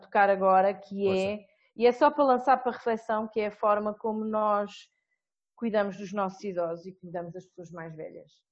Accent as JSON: {"language": "Portuguese", "country": "Portugal", "said": "enquanto portuguesa e analisando a minha realidade, que é Portugal"}